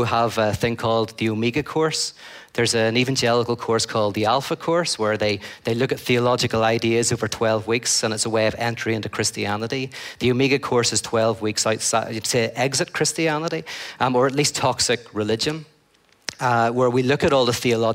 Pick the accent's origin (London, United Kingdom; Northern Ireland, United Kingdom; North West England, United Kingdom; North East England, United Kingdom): Northern Ireland, United Kingdom; I come from Northern Ireland